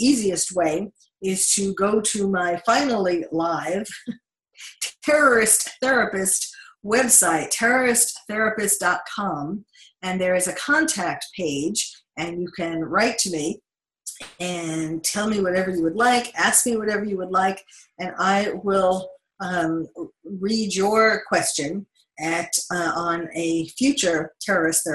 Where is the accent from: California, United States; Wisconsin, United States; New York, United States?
New York, United States; New York City; now in Los Angeles, United States; I having been born and raised in New York